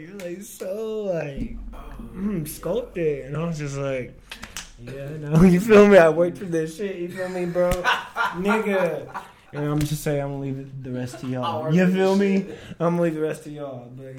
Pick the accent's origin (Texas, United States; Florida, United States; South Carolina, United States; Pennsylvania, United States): Texas, United States; Dallas; also born or lived in Philadelphia; I was born in Philly